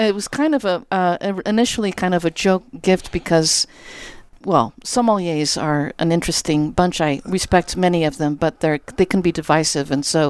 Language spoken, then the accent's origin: English; Azores, Portugal; moved away; Well, I'm an immigrant from the Azores, and I was living, my parents had a farm in Napa